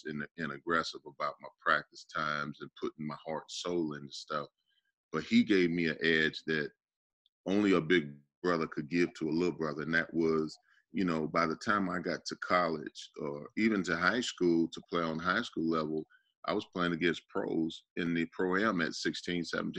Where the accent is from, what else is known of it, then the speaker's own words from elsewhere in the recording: Chicago, Illinois, United States; now in Atlanta, United States; I grew up, you know, my first couple sports were hockey and baseball in Chicago